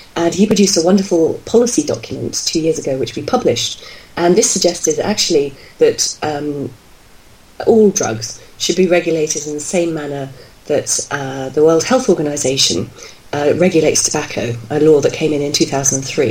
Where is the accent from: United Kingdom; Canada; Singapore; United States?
United Kingdom; I'm from Britain